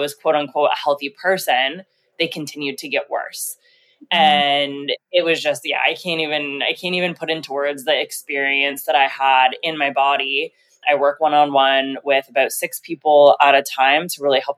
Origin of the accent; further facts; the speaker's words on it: Canada; also born or lived in Mexico / Colombia; I'm Canadian. I'm currently living in Toronto.